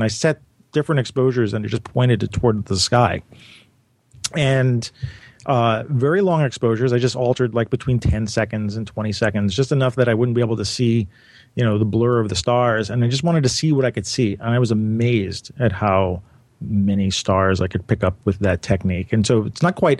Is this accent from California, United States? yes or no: no; New York City, New York, United States; as a New Yorker